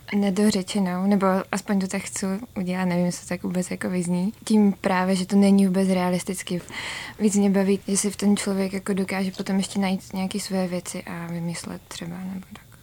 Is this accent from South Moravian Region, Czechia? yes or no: yes; Brno, South Moravian Region, Czechia; jsem z Brna